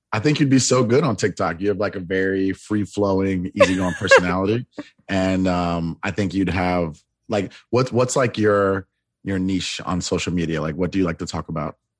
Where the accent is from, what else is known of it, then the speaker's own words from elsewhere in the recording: Florida, United States; now in Los Angeles, United States; I am originally from Florida